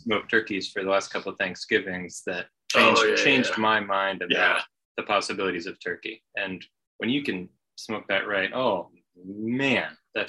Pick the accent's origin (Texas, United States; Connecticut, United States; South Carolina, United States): Texas, United States; moved away as an adult; also born or lived in Chicago, Illinois; now in Champaign-Urbana, United States; I'm from Texas